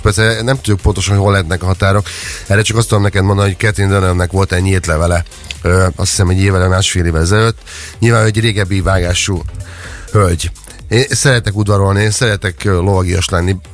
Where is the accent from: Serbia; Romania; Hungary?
Hungary; moved away; én vidéken nőttem fel